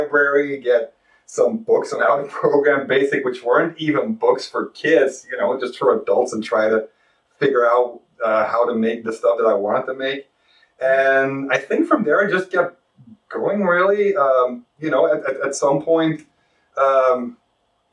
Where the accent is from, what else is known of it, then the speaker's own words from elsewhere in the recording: Belgium; moved away as an adult; now in Ohio, United States; I'm from Belgium. That's why I have a weird accent.